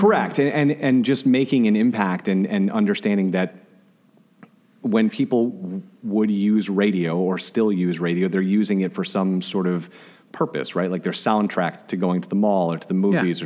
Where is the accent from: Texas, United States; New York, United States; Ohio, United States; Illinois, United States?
Illinois, United States; Glenview; moved away; I am originally from a city north of Chicago called Glenview